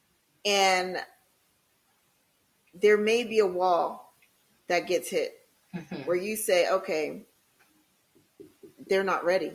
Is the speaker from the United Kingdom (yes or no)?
no; Philadelphia, Pennsylvania, United States; born and raised in Philadelphia